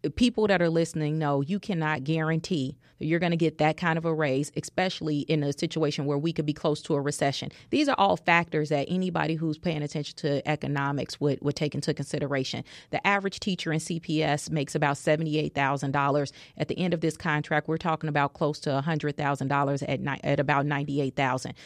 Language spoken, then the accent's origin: English; Chicago, Illinois, United States; Auburn Gresham. That's the community I was born and raised